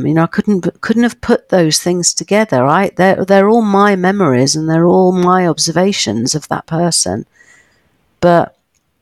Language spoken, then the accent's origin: English; United Kingdom; living as a Brit